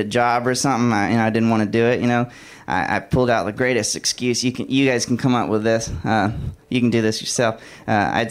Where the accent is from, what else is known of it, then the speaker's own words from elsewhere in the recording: Alabama, United States; moved away; I'm from Alabama originally